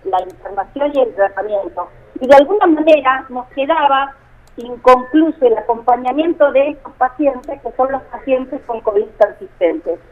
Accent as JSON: {"language": "Spanish", "town": "Río Turbio", "region": "Santa Cruz", "country": "Argentina", "tie": "born or raised there", "said": "soy nacida y criada en Río Turbio"}